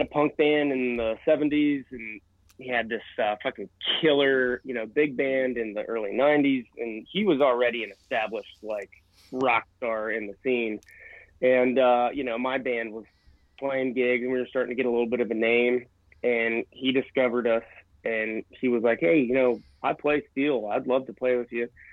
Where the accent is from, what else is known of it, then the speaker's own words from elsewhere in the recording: Bethel, Ohio, United States; my hometown of Bethel, Ohio